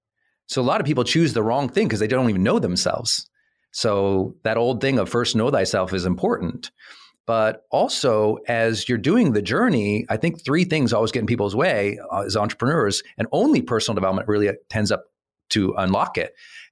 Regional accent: Montana, United States; It wasn't, I want to do this, comma, but I'm an idiot from Montana, which I am.

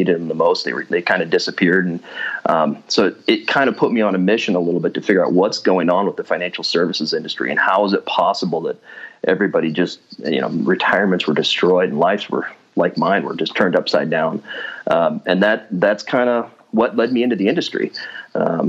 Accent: Washington, United States; moved away as an adult; also born or lived in Seattle, Washington; now in North Idaho, United States; I was born and raised in Washington State, kind of grew up in the mountains up north of Spokane

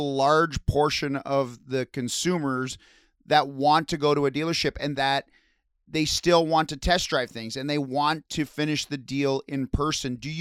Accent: Windsor, Ontario, Canada; I grew up in Windsor, the Windsor area.

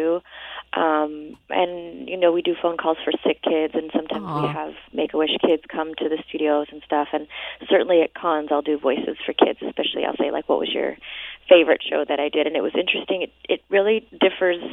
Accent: Toronto, Ontario, Canada; now in Los Angeles, United States; I grew up in Toronto

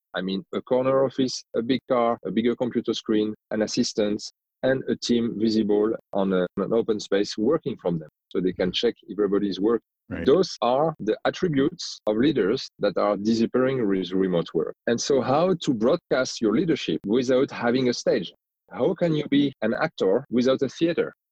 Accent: France; accent: strong French accent; English is a second language; moved away; you might hear that I have a strong French accent. So I am originally from France. I grew up in France, but I've lived in many different countries

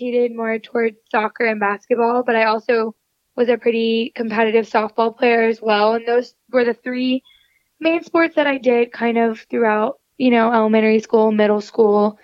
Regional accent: Atlanta, Georgia, United States; moved away as an adult; also born or lived in Texas; when I was about 4 and a half, we moved to Atlanta or Petrie City, and that's kind of where I grew up my whole life.

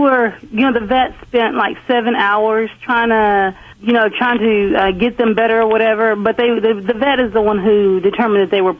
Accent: California, United States; But I'm originally from California, so my husband would know more about that.

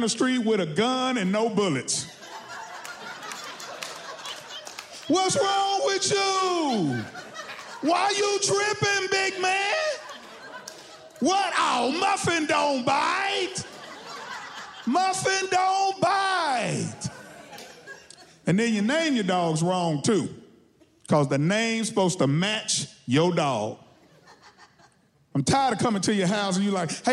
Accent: Texas, United States; I'm from Texas

